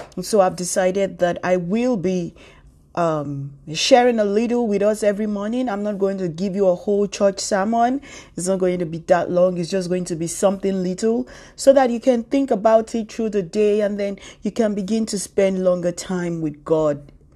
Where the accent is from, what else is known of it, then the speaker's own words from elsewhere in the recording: Nigeria; now in New York City, United States; I'm a Nigerian. I live in New York City.